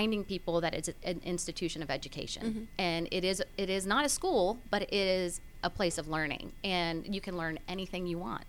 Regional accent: Gwinnett County, Georgia, United States; I was being born and raised in Gwinnett

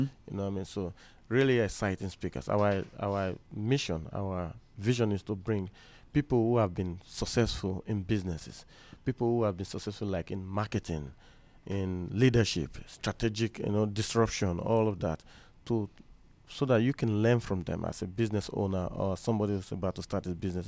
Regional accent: Nigeria; I'm from Nigeria

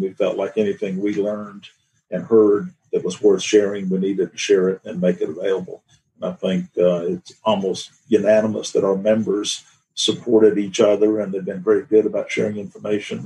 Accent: Atlanta, Georgia, United States; also born or lived in Virginia; I was born in Virginia. I grew up in Atlanta.

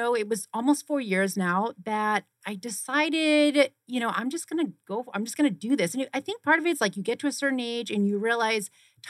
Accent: Boston, Massachusetts, United States; born there; now in Arizona, United States; I was born in Boston, Massachusetts, and I went to school for kinesiology and exercise science and physiology in New Hampshire.

